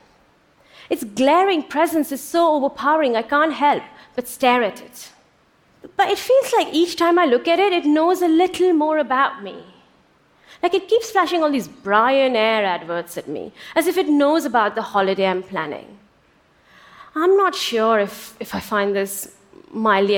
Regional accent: India; moved away; When I was growing up in India in the late 70s and early 80s

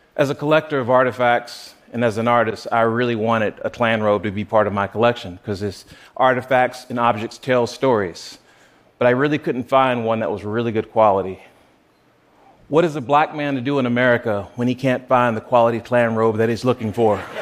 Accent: South Carolina, United States; Growing up in South Carolina

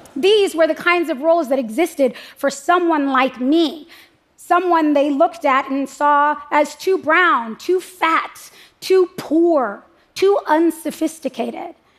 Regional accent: United States; I'm an American

